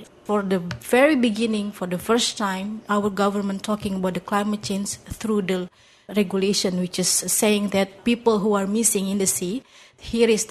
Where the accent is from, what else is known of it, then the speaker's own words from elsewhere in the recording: Indonesia; I'm coming from Indonesia